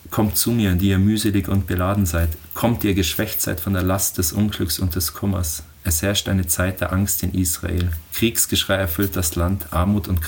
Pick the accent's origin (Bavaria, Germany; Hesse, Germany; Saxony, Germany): Bavaria, Germany; Oberammergau; Also ich bin in Oberammergau geboren und hier aufgewachsen